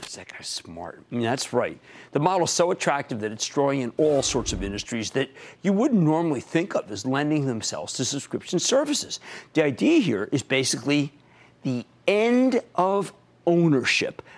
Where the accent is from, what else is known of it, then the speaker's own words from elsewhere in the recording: Pennsylvania, United States; my home state of Pennsylvania